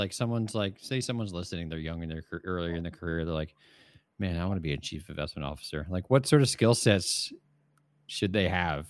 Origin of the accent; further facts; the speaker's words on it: New Jersey, United States; We're all Jersey folk.